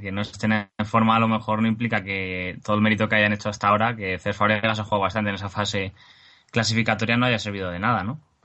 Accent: Spain; para algo somos españoles, eh, por lo menos los que hacemos este, este programa

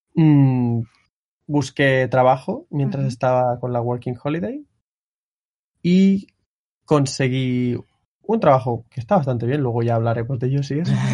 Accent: Barcelona, Catalonia, Spain; moved away as an adult; now in Japan; soy de Barcelona también

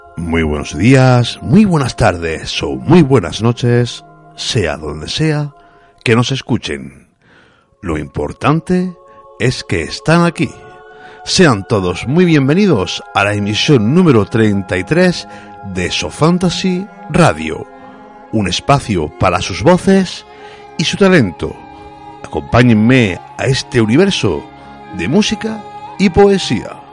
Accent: Úbeda, Andalusia, Spain; mi tierra, de Úbeda

